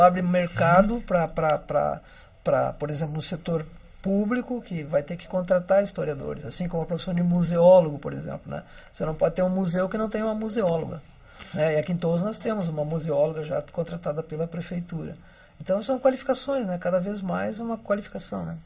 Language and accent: Portuguese; Porto Alegre, Rio Grande do Sul, Brazil; now in Torres, Brazil; eu sou natural de Porto Alegre, mas sou daquele veranista que se transforma em morador de Torres